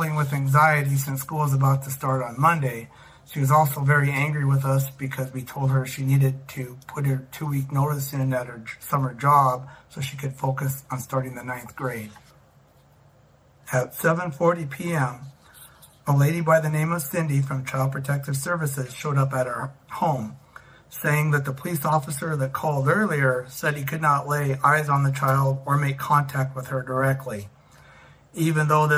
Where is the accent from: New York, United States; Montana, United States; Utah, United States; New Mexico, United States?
Montana, United States; Glasgow; I was born in Glasgow, Montana, and have lived in Montana much of my life.